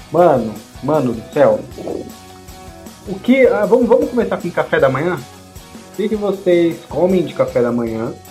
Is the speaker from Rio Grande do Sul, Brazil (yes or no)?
no; São Paulo, Brazil; como a gente somos de São Paulo